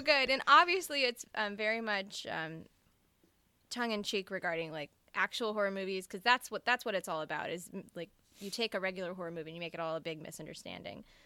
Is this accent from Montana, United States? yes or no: no; Mississippi, United States; I'm from Mississippi